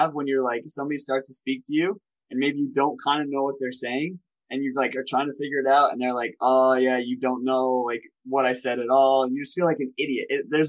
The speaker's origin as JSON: {"language": "English", "country": "United States", "said": "I'm American"}